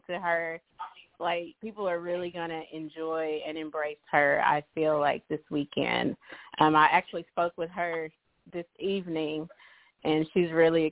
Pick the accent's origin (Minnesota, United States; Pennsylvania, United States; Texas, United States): Texas, United States; Henderson; I'm from East Texas, born and raised in Henderson, the Henderson area